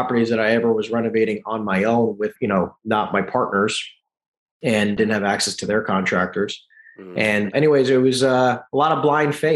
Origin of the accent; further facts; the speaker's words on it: East Coast, United States; moved away; I'm from the East Coast